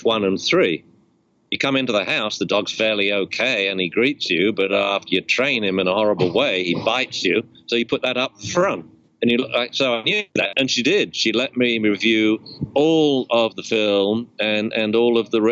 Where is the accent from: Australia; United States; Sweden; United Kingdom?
United Kingdom; England; moved away; I'm English